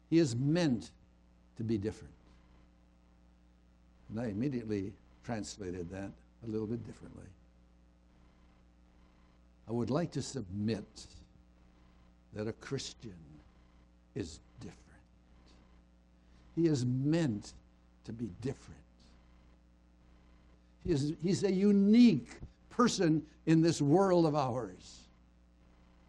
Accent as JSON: {"language": "English", "town": "Moraga", "region": "California", "country": "United States", "tie": "born or raised there", "said": "my hometown of Moraga"}